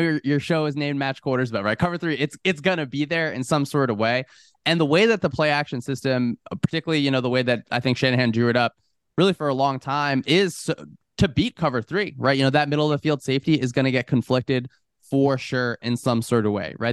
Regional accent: New Jersey, United States; moved away as an adult; also born or lived in Texas; one of my first years in Texas, growing up in New Jersey

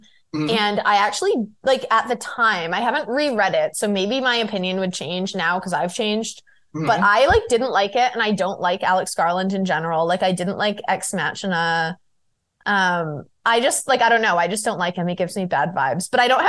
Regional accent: London, United Kingdom; Like I'm from London.

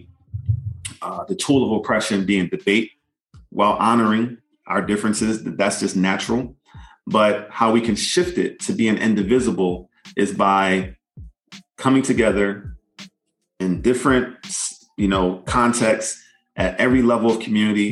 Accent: United States; the complexity of being an American in the United States of America, where as a person of African descent, who's a descendant of enslaved Africans, I grew up celebrating Independence Day as July 4th

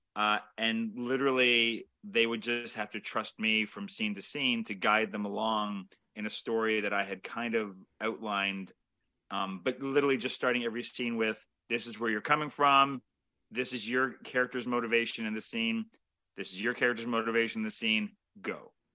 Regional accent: Toronto, Ontario, Canada; we're both Canadian Toronto filmmakers

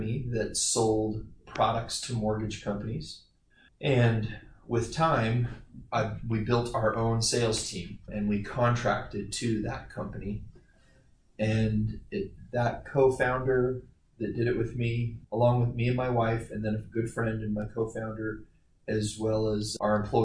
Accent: Los Angeles, California, United States; also born or lived in Whittier, California; I was born in Whittier, California

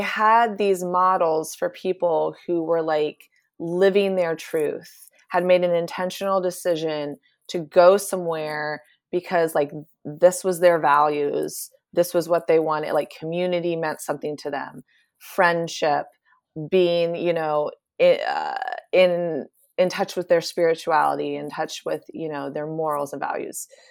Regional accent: Appalachian foothills of Eastern Ohio, United States; I grew up in the Appalachian foothills of Eastern Ohio on a Mennonite commune

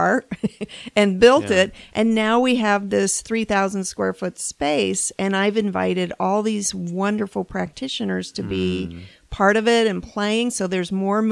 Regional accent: Phoenix, Arizona, United States; moved away; Well, I'm from Phoenix, but moved away for 20 years. So I came back to Phoenix when I made this jump.

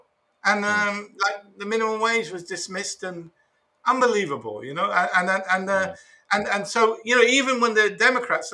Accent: United Kingdom; moved away; I'm from an Irish family, but I was born in Britain.

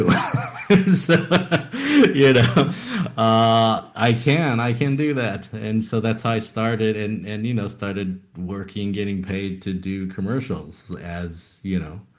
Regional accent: Taiwan; I was born in Taiwan actually, and so that's where I kind of you know went to just local schools. So that's where I ended up you know learning the language and reading, writing, etc.

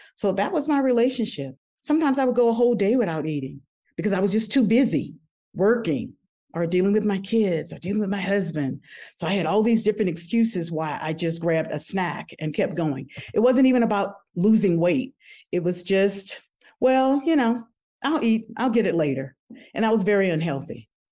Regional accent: New Orleans, Louisiana, United States; I'm originally from New Orleans, Louisiana

